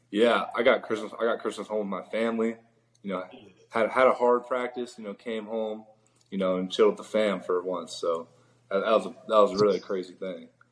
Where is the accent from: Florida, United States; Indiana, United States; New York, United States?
Florida, United States; Orlando; Orlando, my hometown